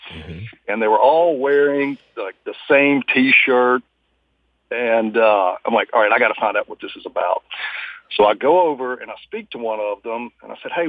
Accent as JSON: {"language": "English", "country": "United States", "said": "it bothers me, especially as an American"}